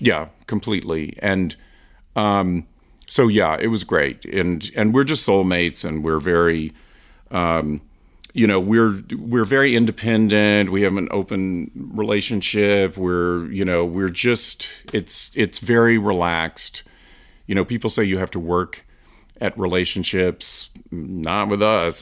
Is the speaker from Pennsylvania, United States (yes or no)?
no; Asheville, North Carolina, United States; I grew up in the South, in Asheville, North Carolina